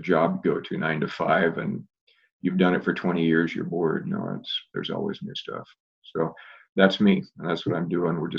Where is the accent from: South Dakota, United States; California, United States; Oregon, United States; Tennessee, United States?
Oregon, United States; Portland; I grew up in Portland, grew up out in the Clackamas area